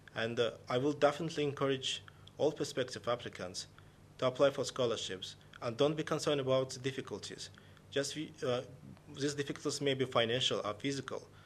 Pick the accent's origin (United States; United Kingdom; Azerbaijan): Azerbaijan; Baku; I am from Baku, Azerbaijan